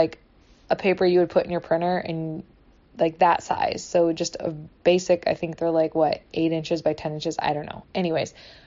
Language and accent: English; Michigan, United States; now in California, United States; I grew up in Michigan